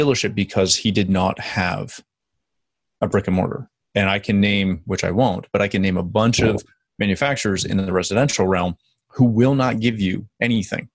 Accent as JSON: {"language": "English", "country": "Canada", "said": "For us being Canadian"}